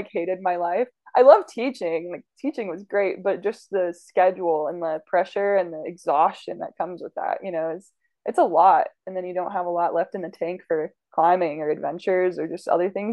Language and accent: English; Idaho, United States; moved away as an adult; also born or lived in Logan, Utah / Colorado; now in St. George, United States; I grew up mostly in Idaho